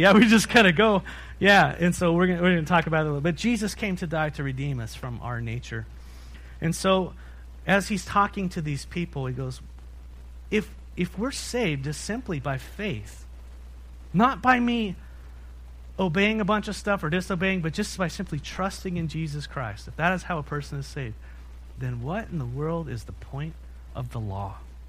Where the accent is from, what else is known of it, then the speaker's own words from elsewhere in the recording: San Diego, California, United States; You know, we came from San Diego. You know that. And in San Diego, in North County, there's a place called the Wild Animal Park.